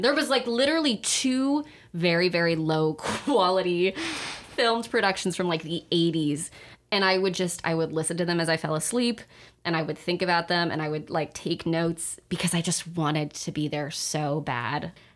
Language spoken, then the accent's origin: English; Sacramento, California, United States; in Sacramento, in my hometown